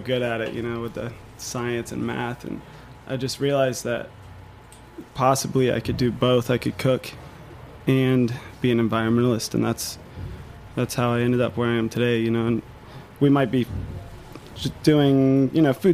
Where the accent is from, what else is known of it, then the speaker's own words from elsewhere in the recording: St. Augustine, Florida, United States; I grew up in St. Augustine, Florida, a little beach town.